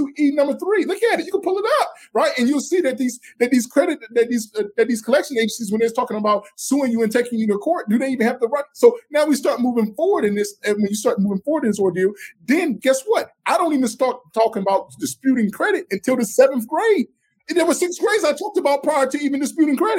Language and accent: English; the South, United States; I'm from the South